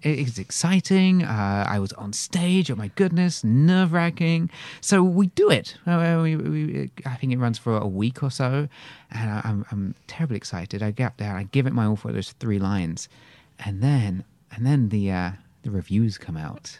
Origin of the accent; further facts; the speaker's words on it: England, United Kingdom; accent: English; moved away; also born or lived in Lethbridge, Alberta; I'm from, uh, England originally